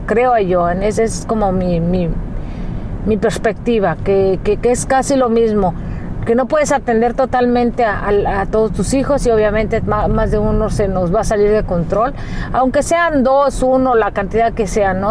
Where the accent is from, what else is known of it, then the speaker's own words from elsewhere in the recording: Mexico; now in United States; cuando llegué aquí a Estados Unidos yo me sorprendí por muchas cosas porque nuestra cultura como mexicanos este, es muy distinta